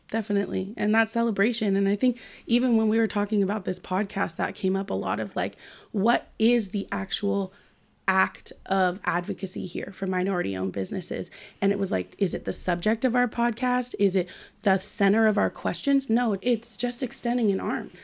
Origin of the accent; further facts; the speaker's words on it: Marin, California, United States; being biracial and growing up in Marin.